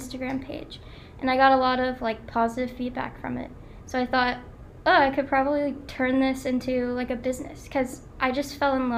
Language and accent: English; Wilmington, United States; I'm from Wilmington